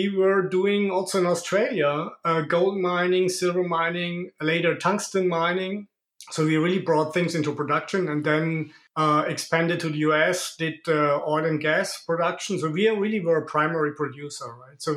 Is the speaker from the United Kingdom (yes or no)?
no; Germany; moved away as an adult; now in Monaco; I'm originally from Germany, but I immigrated to Monaco 5 years ago.